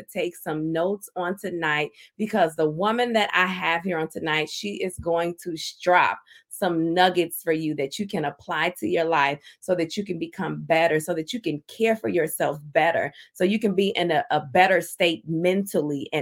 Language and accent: English; Indiana, United States; I hail from Indiana